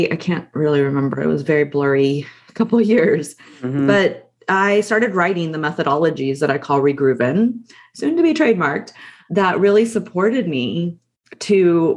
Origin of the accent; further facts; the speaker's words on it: Texas, United States; I grew up in Texas.